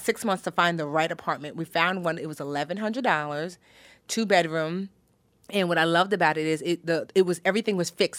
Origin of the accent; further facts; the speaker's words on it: New Jersey, United States; also born or lived in Newark, New Jersey; I was born in Newark, New Jersey. Shout out to Brick City